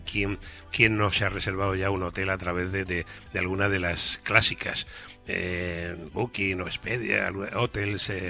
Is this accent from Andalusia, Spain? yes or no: no; Valencia, Valencian Community, Spain; yo soy del Mediterráneo y el Mediterráneo es el mejor lugar del mundo y Valencia es luz y color Mediterráneo